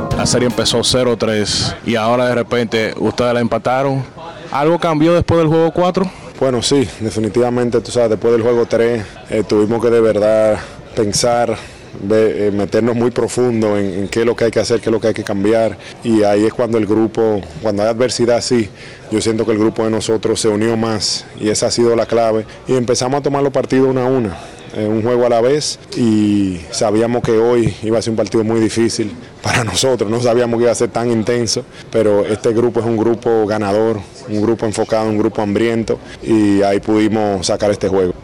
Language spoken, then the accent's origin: Spanish; Dominican Republic; como todo dominicano